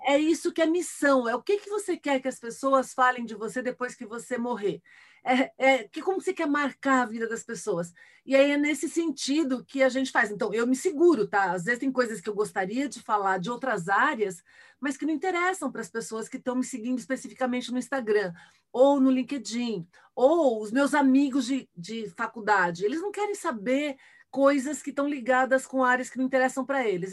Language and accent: Portuguese; Brazil; accent: Brazilian; já passei por preconceito de ser brasileira, por exemplo, no exterior, nos Estados Unidos